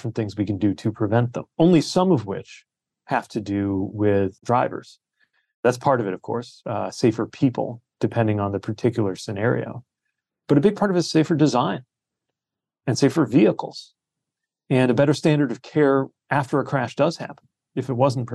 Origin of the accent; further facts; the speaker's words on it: South Bend, Indiana, United States; my hometown of South Bend